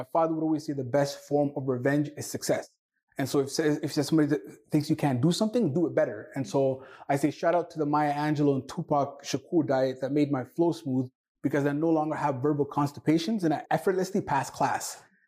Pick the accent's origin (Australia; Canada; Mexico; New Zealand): Canada; first language Somali; English is a second language; also born or lived in Somalia / Toronto; I am a Somali-born Canadian. I am proud to be Canadian. I grew up in Ontario/Alberta. I started school when I was 8 years of age, and English was one of the most challenging things to learn